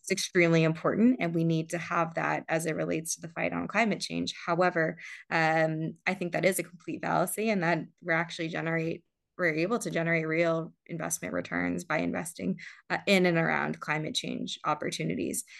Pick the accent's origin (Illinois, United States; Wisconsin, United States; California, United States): California, United States; San Diego; also born or lived in Johannesburg, South Africa; I was born in Johannesburg, South Africa. I uh, immigrated with my family when I was younger to San Diego, where there happened to be a very robust community of, of South African Jews. Um, so I grew up uh, in Southern California